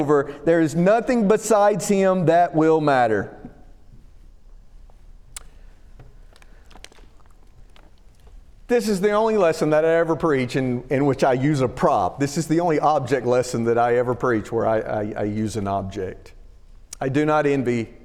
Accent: Alabama, United States; moved away as an adult; now in Northern Virginia, United States; growing up in Alabama, right, we didn't have professional football.

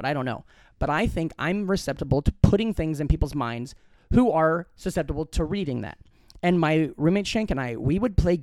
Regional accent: Glenwood, Iowa, United States; moved away; in my hometown in Glenwood, Iowa

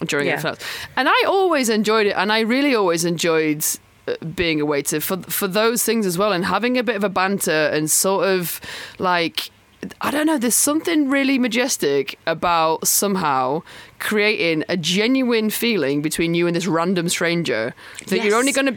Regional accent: the north of England, United Kingdom; accent: northern; I'm from the north, but when I'm in London, my northern accent becomes like a weirdly London north

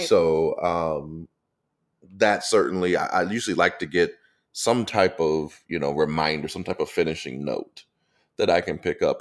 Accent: St. Louis, Missouri, United States; now in Atlanta, United States; Growing up in Saint Louis

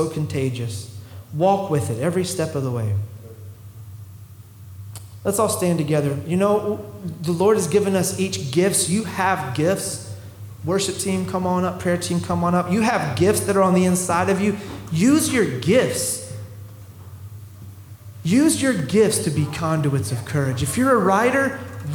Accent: the South, United States; we're from the South

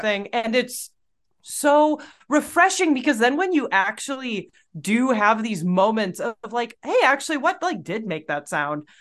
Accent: Midwest, United States; as a Midwesterner

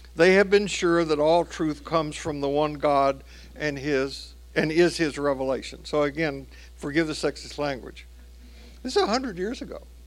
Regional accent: Tennessee, United States; my home state of Tennessee

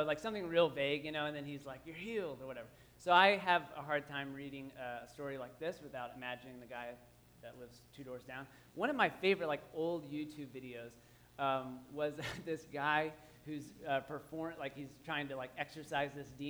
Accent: Waco, Texas, United States; I grew up in Waco, Texas

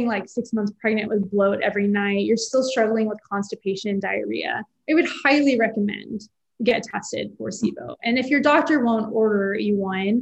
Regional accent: Houston, Texas, United States; I'm from Houston and I'd say there's this restaurant in Houston that I grew up going to for brunch

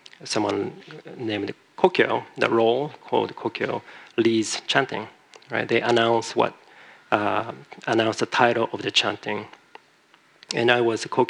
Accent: Japan; moved away; I'm from Japan originally

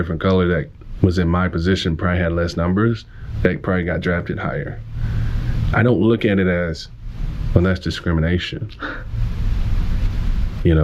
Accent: Omaha, Texas, United States; I grew up in Northeast Texas in a small country town, predominantly white

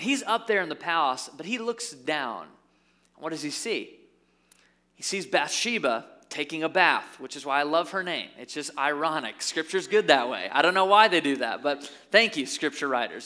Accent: Caledonia, Michigan, United States; also born or lived in Byron Center, Michigan; I grew up in Caledonia. Now I live in Byron Center

